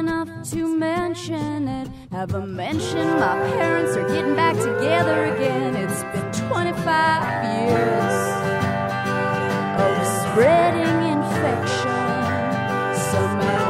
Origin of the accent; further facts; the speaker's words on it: California, United States; I'm from California